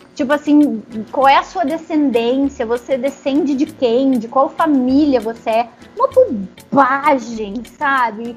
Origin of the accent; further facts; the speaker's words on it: Rio Grande do Sul, Brazil; Eu nasci no Rio Grande do Sul, eu fui muito privada do convívio com é, pessoas descendentes africanos, porque tem menos lá no Rio Grande do Sul